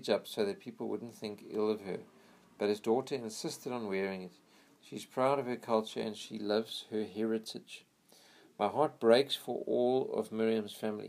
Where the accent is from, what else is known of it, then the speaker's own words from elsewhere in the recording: United States; I'm American. I'm proud to be an American